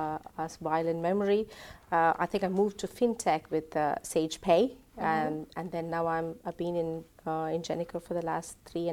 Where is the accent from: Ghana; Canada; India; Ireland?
India; moved away as an adult; now in England; I'm originally from India, so I moved to England 17 years before.